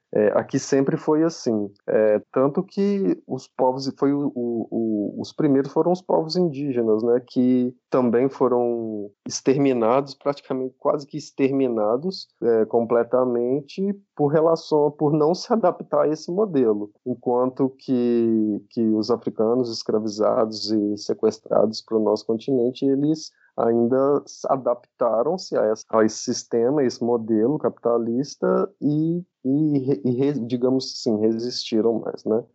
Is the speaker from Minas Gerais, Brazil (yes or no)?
yes; Juiz de Fora, Minas Gerais, Brazil; Eu, eu e Pedro somos de Minas, inclusive sou de juiz de fora também